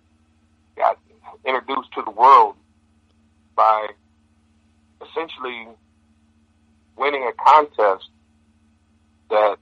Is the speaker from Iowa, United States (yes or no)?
yes; Iowa, United States; I'm from Iowa